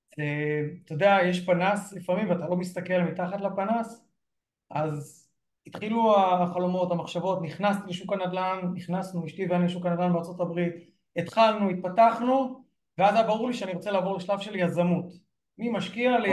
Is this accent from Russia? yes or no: no; Northern District, Israel; אני גדלתי במושב קטן בגבול הצפון